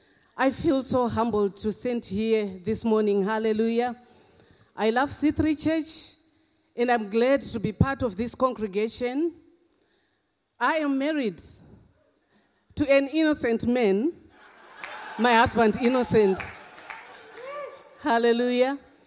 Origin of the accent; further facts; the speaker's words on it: Zimbabwe; also born or lived in England; now in Australia; Thank God for my accent. I come from Zimbabwe, I went to England, and I'm in Australia.